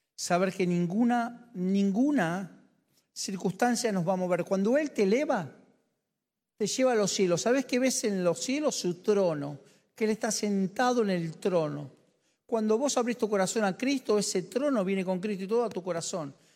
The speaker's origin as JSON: {"language": "Spanish", "country": "Argentina", "said": "Yo soy argentino"}